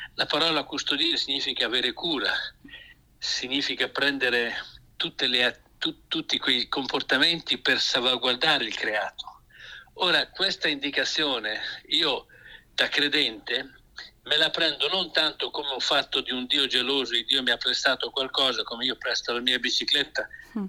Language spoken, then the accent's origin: Italian; Emilia-Romagna, Italy; sono di questa regione